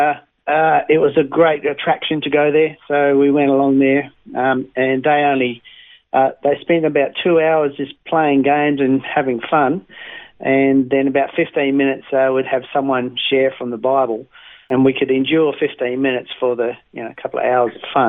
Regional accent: Western Australia, Australia; moved away as an adult; also born or lived in Tamborine Mountain, Queensland; now in Queensland, Australia; I was brought up in a place called Bowser in WA

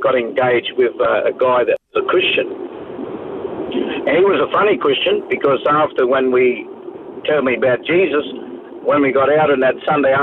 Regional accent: Sydney, New South Wales, Australia; also born or lived in Parramatta / Taree; now in Tweed Heads, Australia; I was born in Parramatta in New South Wales, Sydney, and most of my quarter life was actually raised up in that area in Mascot in Botany Bay there

